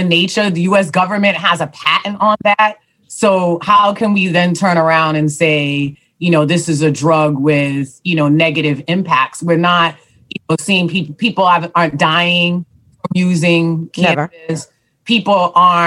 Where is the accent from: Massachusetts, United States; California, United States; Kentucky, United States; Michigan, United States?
Massachusetts, United States; Boston; growing up in Dorchester, Fields Corner